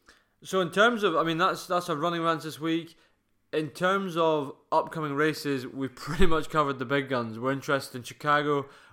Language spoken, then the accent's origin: English; Fife, Scotland, United Kingdom; I'm being from Fife.